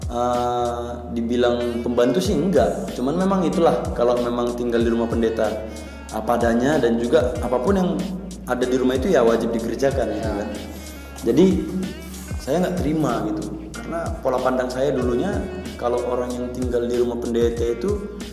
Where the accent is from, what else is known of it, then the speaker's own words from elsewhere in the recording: Tapanuli, Batak area, North Sumatra, Indonesia; saya asalnya dari daerah Tapanuli daerah Batak sana